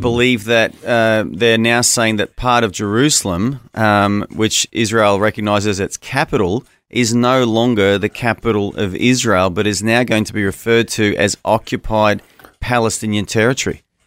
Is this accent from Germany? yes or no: no; Australia; As an Australian